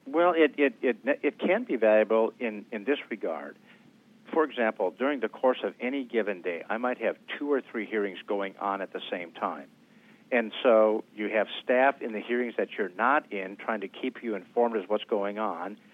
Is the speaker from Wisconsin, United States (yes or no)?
yes; Wisconsin, United States; My home state of Wisconsin